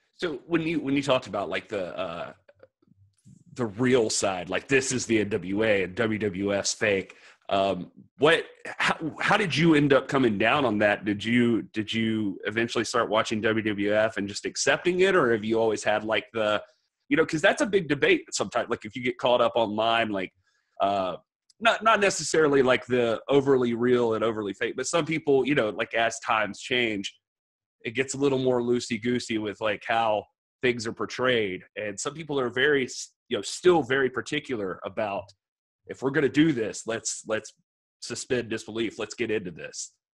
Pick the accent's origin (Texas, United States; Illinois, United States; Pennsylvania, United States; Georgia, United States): Georgia, United States; moved away; I grew up in Georgia originally